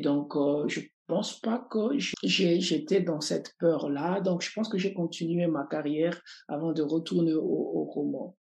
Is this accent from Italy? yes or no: no; Lubumbashi, Haut-Katanga, DR Congo; Je suis né à Lumbashi, dans la région du, du Katanga, une région minière par excellence